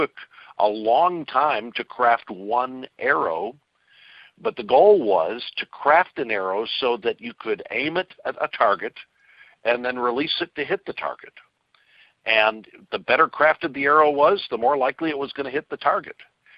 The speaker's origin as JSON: {"language": "English", "town": "Kirkwood", "region": "Missouri", "country": "United States", "tie": "born or raised there", "said": "Well, I grew up in Kirkwood, Missouri."}